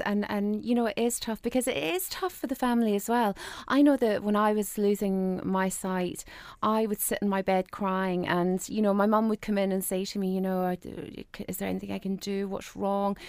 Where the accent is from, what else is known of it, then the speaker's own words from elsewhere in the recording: Ireland; moved away as an adult; now in Scotland, United Kingdom; I grew up in Southern Ireland. So I moved over here in less than a year